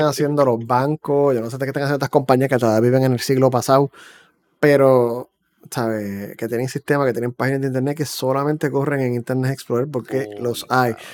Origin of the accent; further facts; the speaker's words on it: Puerto Rico; accent: boricua; now in United States; yo soy de Puerto Rico y vivo en Estados Unidos